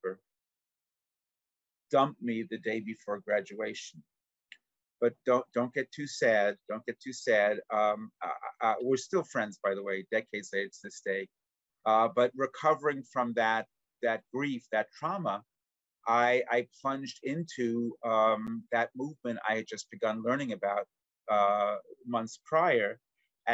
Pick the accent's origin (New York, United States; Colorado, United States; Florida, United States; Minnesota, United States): New York, United States; New York City; I was born and raised in Brooklyn, as were my parents